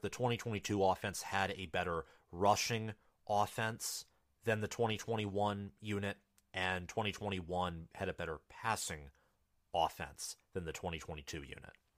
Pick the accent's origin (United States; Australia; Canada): United States; Michigan; I'm from Michigan, therefore by proxy, I'm essentially a Lions fan